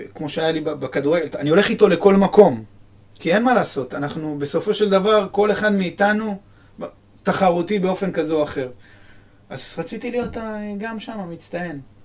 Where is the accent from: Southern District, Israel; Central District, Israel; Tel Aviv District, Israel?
Central District, Israel; Netanya; יש בנתניה פרחי מזי, אני זוכר בגיל 12 הלכתי ו... ומה, ועשיתי שליחויות של אה, פרחים